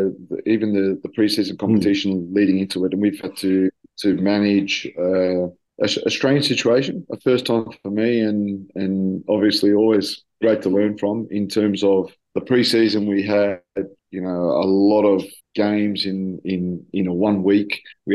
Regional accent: Australia; also born or lived in Greece; now in Tel Aviv, Israel; a little bit of both worlds of growing up in Australia and a little bit of my time that I've spent in Greece to the Tel Aviv way of life.

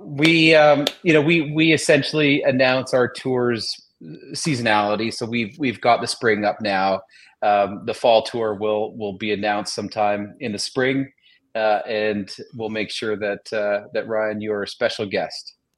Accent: Toronto, Ontario, Canada; we're both from Toronto

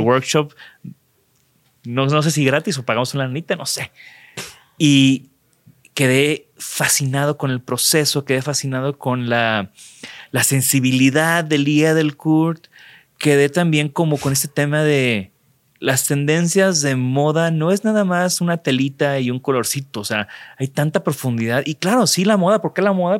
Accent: Mexico; como buenos mexicanos

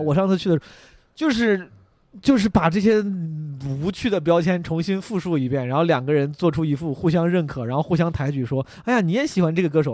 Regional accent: Henan, China; 我是河南人嘛

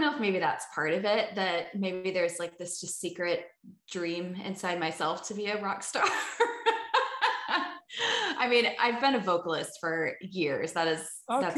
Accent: Richmond, Virginia, United States; moved away; also born or lived in California; I'm from the East Coast, so I'm from Richmond, Virginia, so like 2 hours south of Washington DC

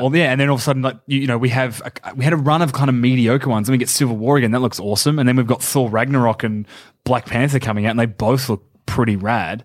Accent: Geelong, Victoria, Australia; born or raised there; moved away

